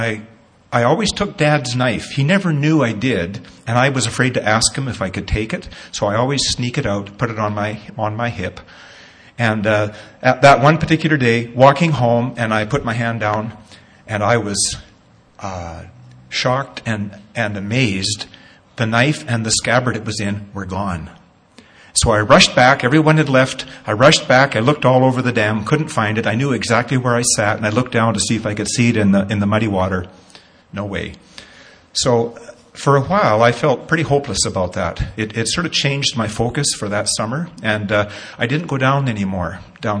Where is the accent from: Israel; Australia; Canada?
Canada; Nanton, Alberta; Growing up in Natton as a kid, a young teen, probably 13 or so, used to go down to the creek, Mosquito Creek in Natton